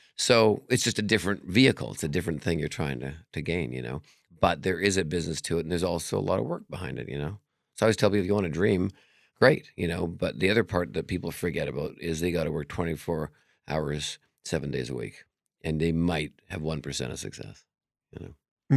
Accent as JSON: {"language": "English", "town": "Vancouver", "region": "British Columbia", "country": "Canada", "moved": "yes", "lives_now": "Las Vegas, United States", "said": "I'm from Canada originally, Vancouver"}